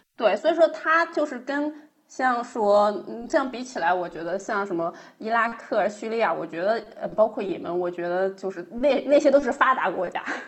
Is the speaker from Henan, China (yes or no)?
no; Chongqing, China; 我老家重庆